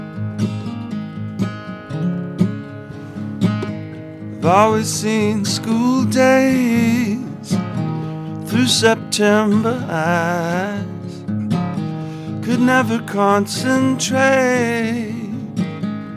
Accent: St. Catharines, Ontario, Canada; moved away as an adult; also born or lived in Toronto; I would have been 17 in my hometown of St. Catharines

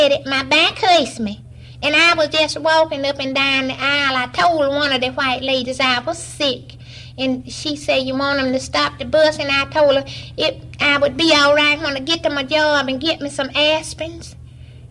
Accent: Alabama, United States; moved away; I was born in Loman, Alabama

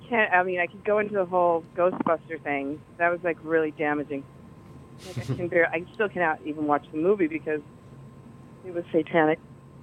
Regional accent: Colorado, United States; In Colorado.

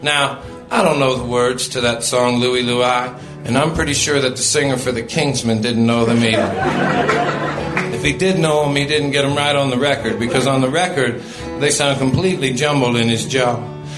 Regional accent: Portland, Oregon, United States; I come from Portland, Oregon, banned from my hometown

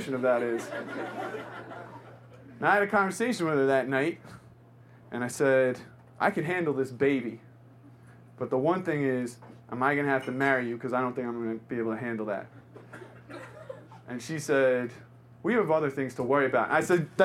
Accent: New York City, New York, United States; I grew up in New York. I'm born and raised

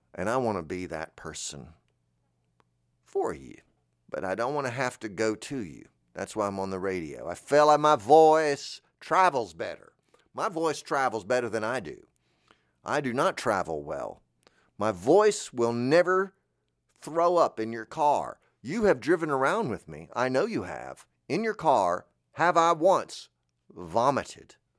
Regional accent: Florida, United States; moved away; I'm from Florida

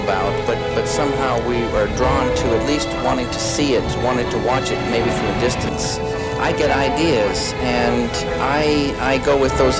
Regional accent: Northwest, United States; I grew up in the Northwest in a very, very beautiful world

